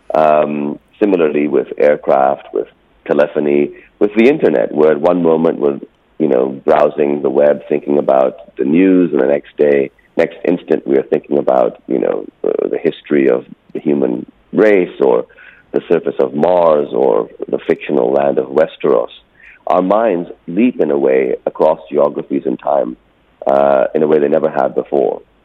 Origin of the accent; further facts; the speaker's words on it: Pakistan; also born or lived in California, United States; I didn't speak a word of Urdu by the time I moved back to Pakistan in 1980.